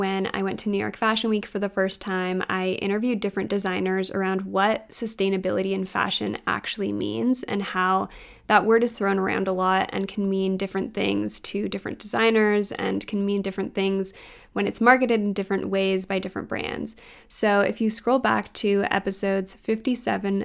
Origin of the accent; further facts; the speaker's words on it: Canada; as a Canadian shopping online at US stores